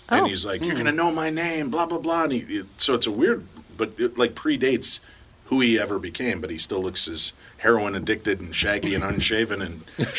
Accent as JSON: {"language": "English", "town": "Chicago", "region": "Illinois", "country": "United States", "tie": "born or raised there", "said": "Growing up in Chicago"}